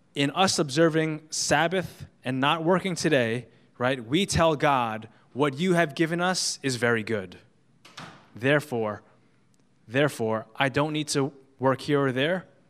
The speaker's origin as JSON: {"language": "English", "region": "New York", "country": "United States", "said": "as a New Yorker"}